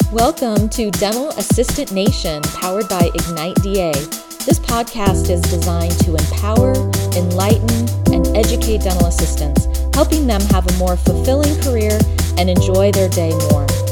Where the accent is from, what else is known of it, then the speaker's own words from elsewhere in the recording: San Antonio, Texas, United States; I am from San Antonio, Texas